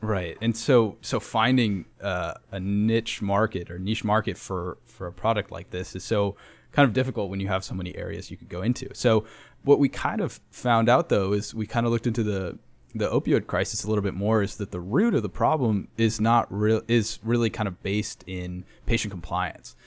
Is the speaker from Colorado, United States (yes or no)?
yes; Denver, Colorado, United States; now in San Antonio, United States; I'm from Denver, Colorado